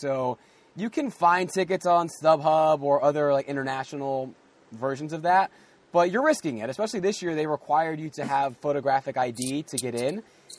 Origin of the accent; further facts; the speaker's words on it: United States; accent: American; my accent, the way I speak, people know I'm from the U.S.